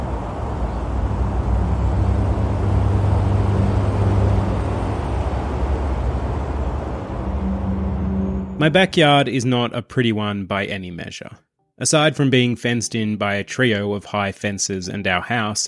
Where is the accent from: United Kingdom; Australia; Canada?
Australia; Traralgon, Victoria; my hometown of Traralgon